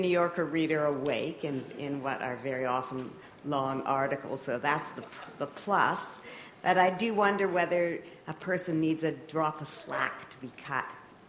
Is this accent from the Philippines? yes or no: no; Toronto, Ontario, Canada; I'm from Toronto, and we come here every year